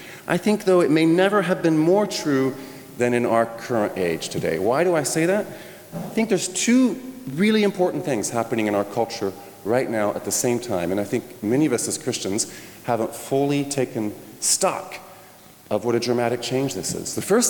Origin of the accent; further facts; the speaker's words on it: France; When I was a little boy, I mentioned I grew up in France. My parents were church planters there.